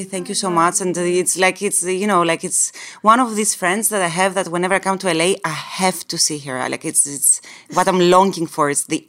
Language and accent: English; Greece; also born or lived in Spain / England / Canada; now in New York, United States; Okay, I'm originally from Greece, but I lived in Spain, England, Canada, and now New York. So get ready for this like international accent.